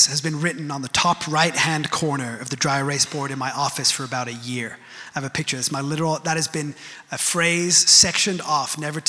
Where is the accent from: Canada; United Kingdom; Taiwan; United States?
United Kingdom; I'm British